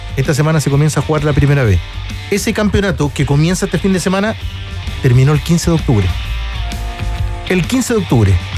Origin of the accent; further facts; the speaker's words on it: Chile; yo digo como chileno, que ya tengo mis años